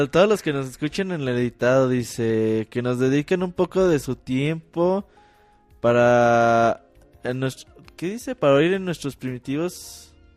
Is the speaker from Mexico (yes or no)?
yes; Mexico; casi todos somos mexicanos.